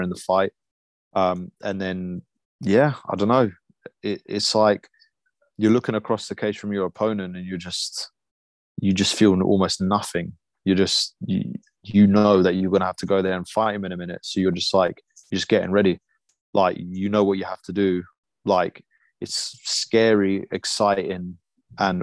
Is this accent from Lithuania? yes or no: yes; Lithuania; now in United Kingdom; I was born in Lithuania